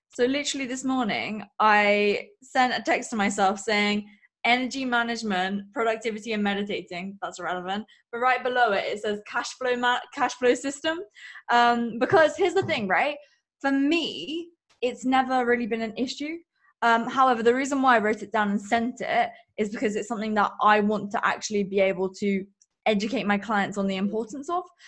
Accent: England, United Kingdom; I am from England

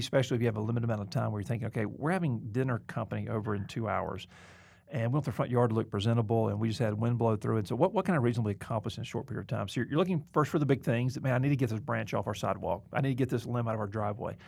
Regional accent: the South, United States; moved away; also born or lived in Mobile, Alabama; I'm not trying to get over my Southern background.

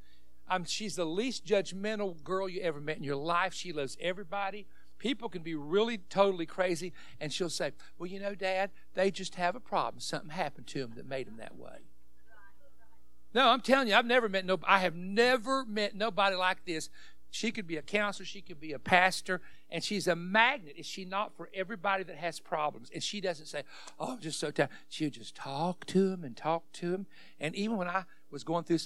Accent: West Virginia, United States; I'm a hillbilly from West Virginia.

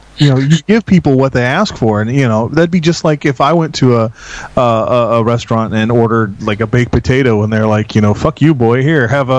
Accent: United States; Some of us are American.

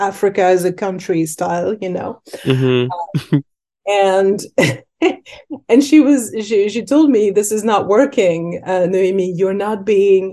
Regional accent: Paris, Île-de-France, France; also born or lived in Senegal (ancestry); now in Chicago, United States; I grew up in Paris, right? I'm a French woman of Senegalese descent

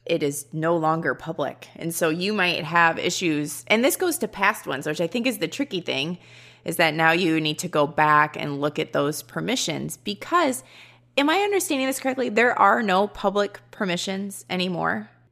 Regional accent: Midwest, United States; accent: Midwestern; I have the Midwestern accent and I'm a little out of place

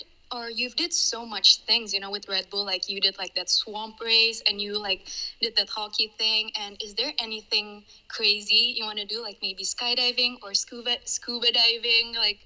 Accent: Indonesia; I'm from Indonesia

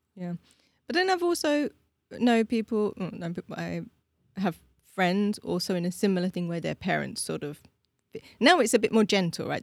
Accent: London, United Kingdom; moved away as an adult; now in Prague, Czech Republic; I grew up in London

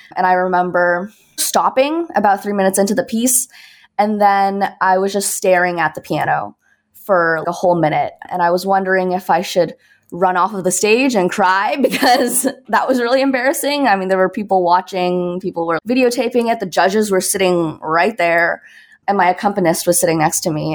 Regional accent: Toronto, Ontario, Canada; moved away as an adult; now in Brooklyn, United States; I'm originally from Toronto, Canada

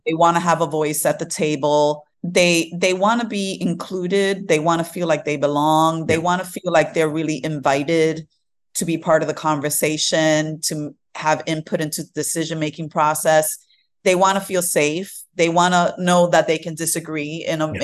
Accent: New York City, New York, United States; also born or lived in Fort Greene, Brooklyn / Queens / Manhattan / Bronx; I am mostly Brooklyn uh, bred. So, like, this is where I was raised in Brooklyn

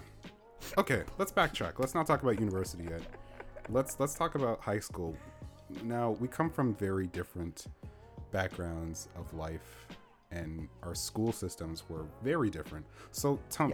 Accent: Canada; I'm from Canada, by the way. Like, we're both from Canada, but currently we are situated in different places

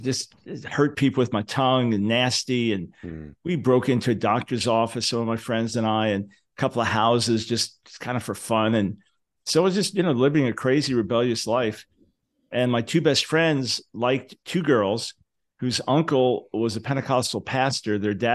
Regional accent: Long Island, New York, United States; Yeah, I was born in 1955 in New York City. Moved to Long Island a few years after that.

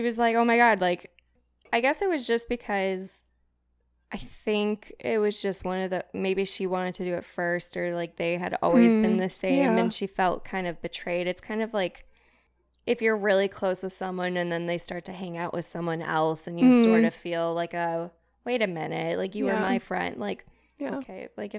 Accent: Wales, United Kingdom; should I do it in a British accent because I'm from Wales?

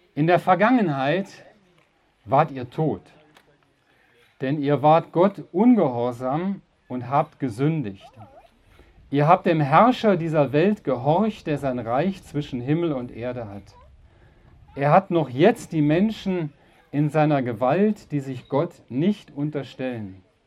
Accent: Uerdingen, North Rhine-Westphalia, Germany; ich selber bin aus dem Rheinland, aus einer kleinen Stadt Uerdingen am Rhein

